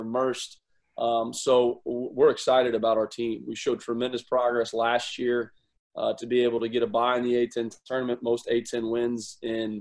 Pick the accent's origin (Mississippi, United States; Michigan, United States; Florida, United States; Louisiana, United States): Florida, United States; moved away; my hometown